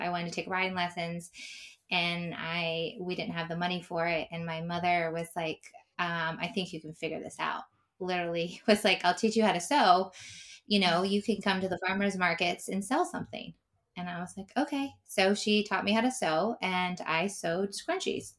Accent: Pennsylvania, United States; I grew up in Pennsylvania

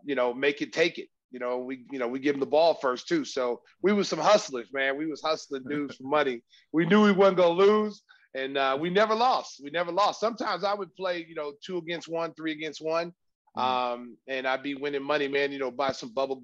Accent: Oklahoma, United States; I grew up in Oklahoma, where football is

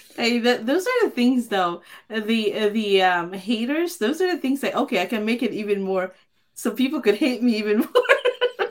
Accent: Philippines; I grew up in the Philippines

